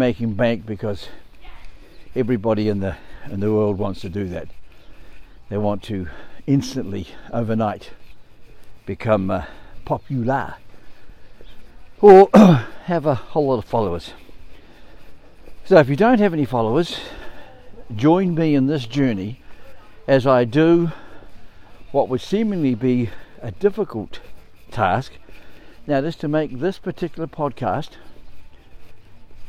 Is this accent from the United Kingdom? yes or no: no; New Zealand; I'm from New Zealand